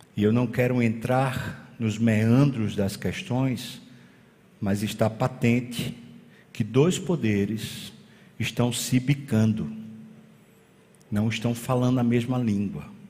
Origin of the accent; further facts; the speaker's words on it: Brazil; nós somos brasileiros